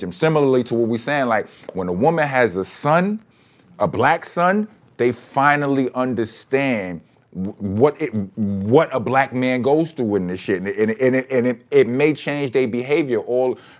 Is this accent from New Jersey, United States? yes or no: no; New York City, New York, United States; I'm from Brownsville.